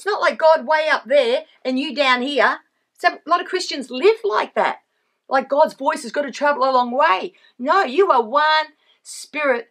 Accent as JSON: {"language": "English", "country": "Australia", "also_born_or_lived": "Sydney", "said": "I am Australian. Actually, I live in Sydney"}